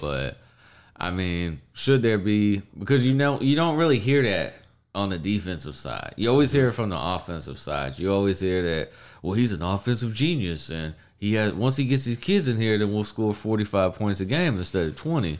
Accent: United States; I grew up in Big twelve country

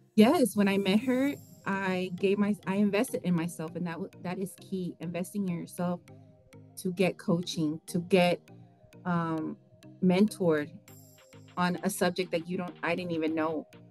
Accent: Texas, United States; since I was born in Texas, I'm a Tejana

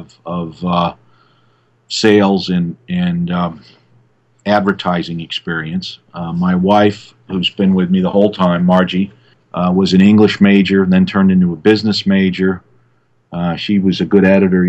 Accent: Massachusetts, United States; moved away as an adult; also born or lived in Florida; I grew up in Massachusetts

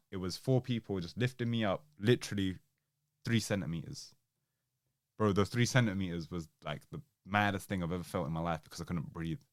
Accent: Southall, London, United Kingdom; I grew up in South Hill.

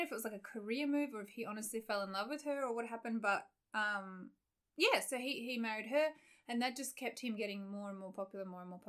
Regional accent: Australia; So I came from Australia where we had

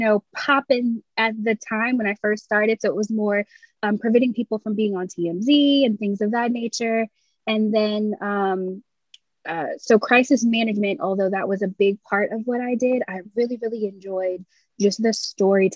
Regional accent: England, United Kingdom; moved away as an adult; also born or lived in Florida, United States; I was born and raised in England by American parents.

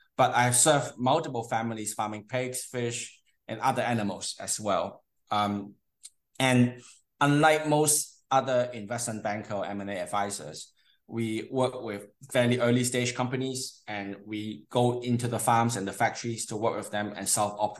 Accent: Hong Kong; moved away; also born or lived in United Kingdom / Canada; I'm from Hong Kong originally. Mm-hmm. I grew up studying partly in Hong Kong and partly in the UK and partly in Canada.

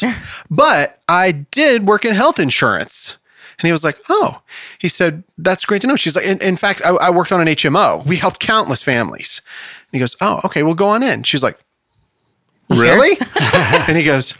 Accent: Maine, United States; I'm from Maine

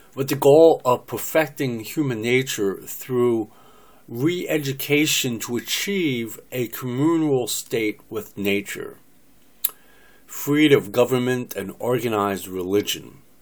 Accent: United States; I'm an American, born and raised in America since 1958

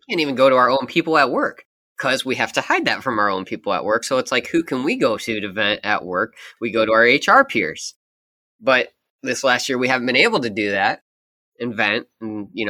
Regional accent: Sioux City, Iowa, United States; born or raised there

